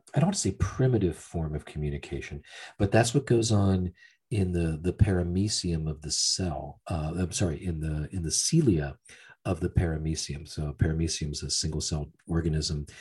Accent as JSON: {"language": "English", "region": "Pennsylvania", "country": "United States", "tie": "born or raised there", "also_born_or_lived": "Florida", "moved": "as an adult", "said": "i grew up in a working class town uh, steel mill oriented town"}